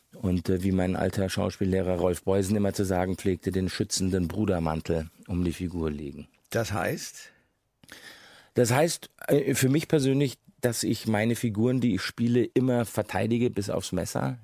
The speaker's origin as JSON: {"language": "German", "town": "Munich", "region": "Bavaria", "country": "Germany", "tie": "born or raised there", "said": "ich bin, wie Sie gesagt haben, in Bayern geboren als äh, Sohn eines Engländers und einer Deutschen. Von daher war ich von Anfang an hatte ich einen britischen Pass und war aber ein ein gebürtiger Münchner"}